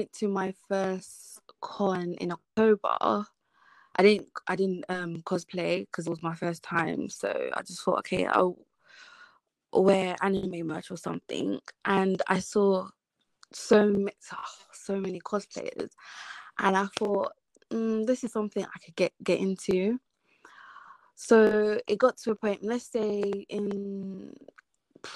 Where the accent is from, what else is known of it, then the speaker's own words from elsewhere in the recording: London, United Kingdom; moved away as an adult; now in South East England, United Kingdom; I grew up in London, but I don't live in London no more